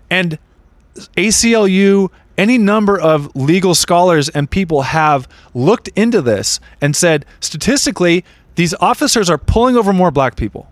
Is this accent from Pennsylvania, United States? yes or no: no; Redondo Beach, California, United States; I grew up in Redondo Beach.